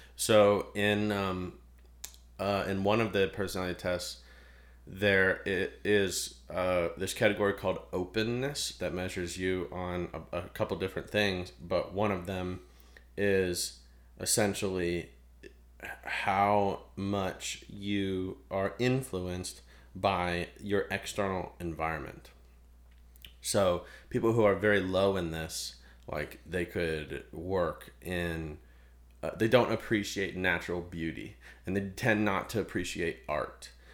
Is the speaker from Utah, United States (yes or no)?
no; Ohio, United States; moved away; I'm from Ohio.